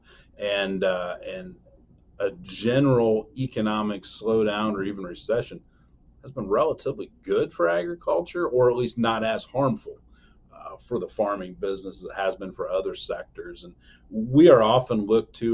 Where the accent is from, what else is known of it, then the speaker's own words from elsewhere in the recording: Elkhart County, Indiana, United States; I'm from Elkhart County, Indiana